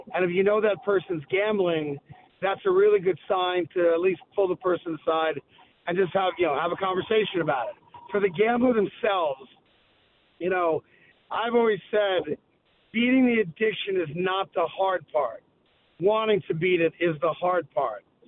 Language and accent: English; New York, United States; I'm a New Yorker